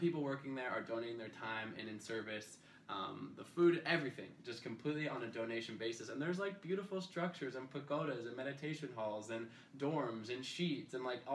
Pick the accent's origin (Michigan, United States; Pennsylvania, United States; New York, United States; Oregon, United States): Oregon, United States; Portland; I'm from Portland, Oregon.